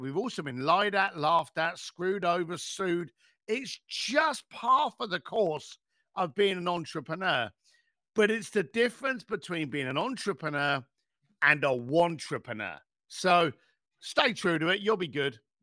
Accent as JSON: {"language": "English", "country": "United Kingdom", "said": "I'm British."}